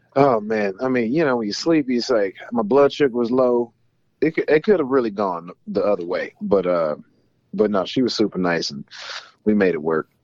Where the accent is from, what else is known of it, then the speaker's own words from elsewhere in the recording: Atlanta, Georgia, United States; now in Los Angeles, United States; I'm from Georgia. I'm from Atlanta originally